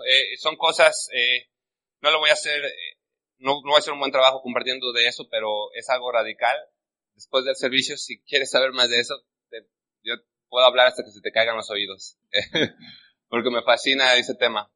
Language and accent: Spanish; Mexico; now in United States; yo me refiero a México como la tierra de los valientes. Eh, yo creo porque yo nací ahí